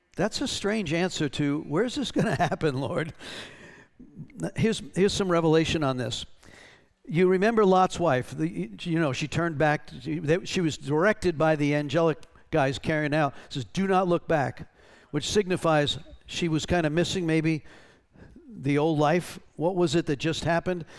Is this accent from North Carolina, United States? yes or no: yes; North Carolina, United States; we're from North Carolina